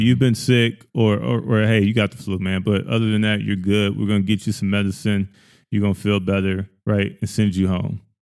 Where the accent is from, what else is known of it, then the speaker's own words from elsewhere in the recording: the South, United States; I grew up in the South.